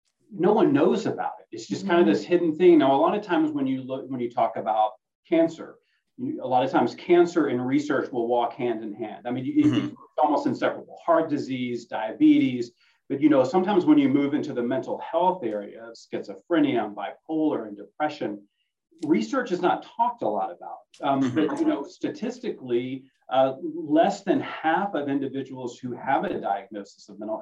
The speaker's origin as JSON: {"language": "English", "town": "Little Rock", "region": "Arkansas", "country": "United States", "said": "I'm from Little Rock"}